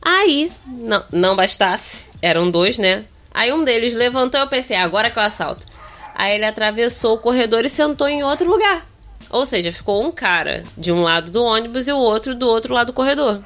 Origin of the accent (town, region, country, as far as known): Rio de Janeiro, Brazil; accent: carioca